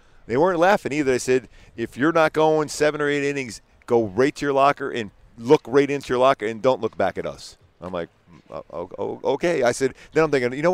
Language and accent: English; Philadelphia, Pennsylvania, United States; where I grew up in Philly, that's what we always did, playing stickball and stuff.